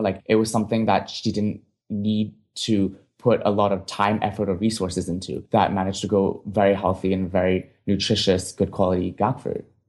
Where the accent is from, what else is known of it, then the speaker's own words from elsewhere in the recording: Hong Kong; moved away as an adult; now in United States; I grew up in Hong Kong